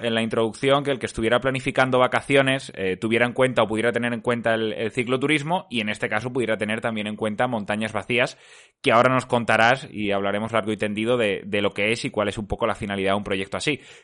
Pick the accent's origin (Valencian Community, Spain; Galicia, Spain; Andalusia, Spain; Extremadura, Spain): Extremadura, Spain; yo que soy de Extremadura